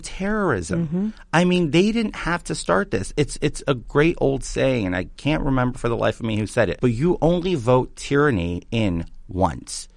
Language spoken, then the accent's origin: English; New York City, New York, United States; I'm from Queens.